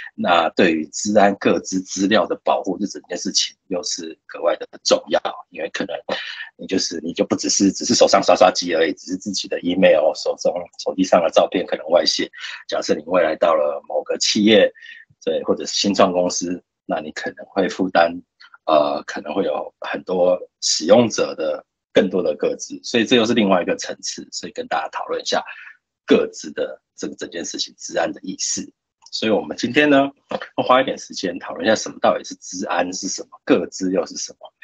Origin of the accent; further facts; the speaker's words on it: Taiwan; 我们台湾人都去什么网站